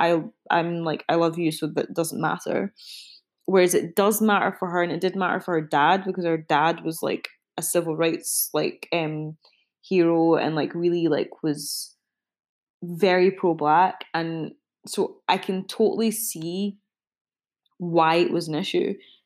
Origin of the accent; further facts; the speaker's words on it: Glasgow, Scotland, United Kingdom; I was raised in Glasgow